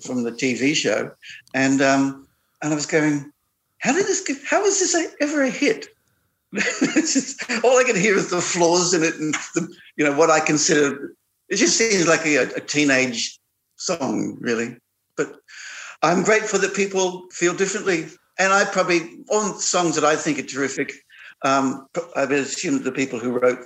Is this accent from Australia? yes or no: yes; Albany, Western Australia, Australia; also born or lived in Perth; I grew up in Albany in Western Australia.